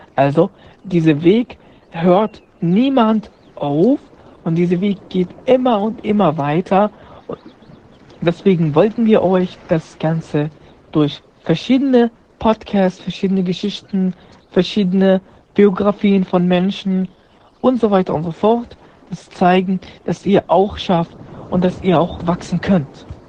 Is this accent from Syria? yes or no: yes; Syria; German is a second language; now in Germany; ich komme aus Syrien, bin seit fünf Jahren in Deutschland